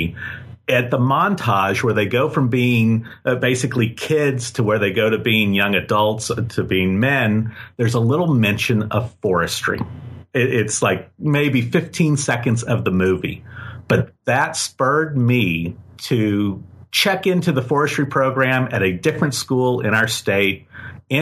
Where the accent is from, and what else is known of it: Tulsa, Oklahoma, United States; born or raised there; now in Texas, United States